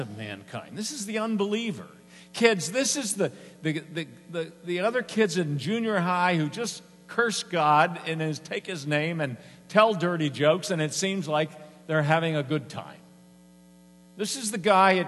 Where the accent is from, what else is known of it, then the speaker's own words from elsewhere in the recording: Harrisburg, Pennsylvania, United States; I grew up on Rudy Road. Most of you probably know where Rudy Road is in Harrisburg